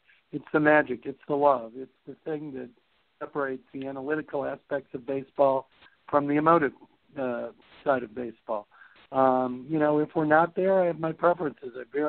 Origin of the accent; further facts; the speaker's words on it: Chicago, Illinois, United States; Since I grew up in Chicago, I'm not a huge Cub hater.